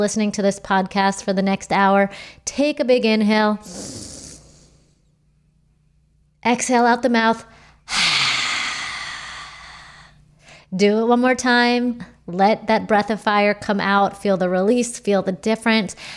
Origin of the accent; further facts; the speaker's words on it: United States; I'm pretty American through and through